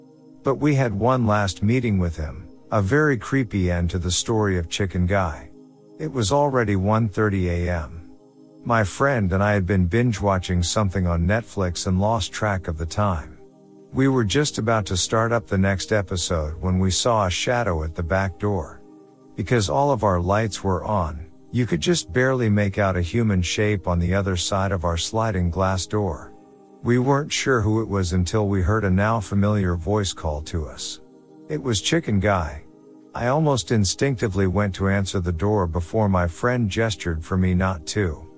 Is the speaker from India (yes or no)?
no; New Caledonia; English is a second language; now in New Zealand; Important thing to know, I am from New Caledonia. I live there with my parents. So to summarize the situation, this is the first time I have lived alone. I'm in an English country and I wasn't really good at English at that time.